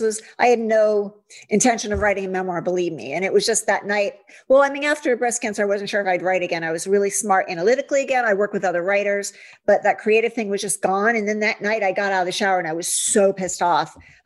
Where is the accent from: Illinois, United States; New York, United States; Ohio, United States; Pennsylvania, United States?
Ohio, United States; now in California, United States; I grew up in Ohio and it was all about cheerleaders and tight sweaters and Miss America and all that. And then I came out to California